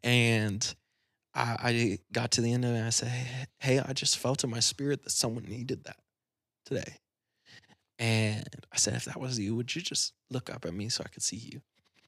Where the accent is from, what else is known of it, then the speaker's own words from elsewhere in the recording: Battle Creek, Michigan, United States; I grew up in Battle Creek.